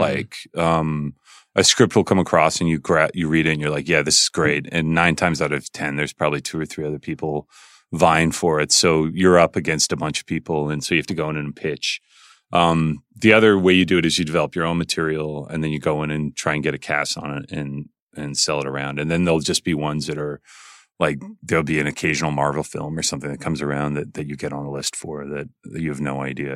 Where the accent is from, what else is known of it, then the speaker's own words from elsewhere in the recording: Calgary, Alberta, Canada; I was growing up in Calgary